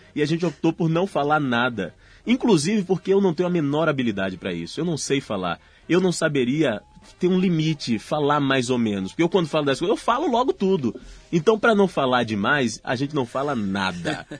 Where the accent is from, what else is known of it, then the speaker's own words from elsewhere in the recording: Salvador, Bahia, Brazil; accent: Bahian; moved away; meu sotaquezinho baiano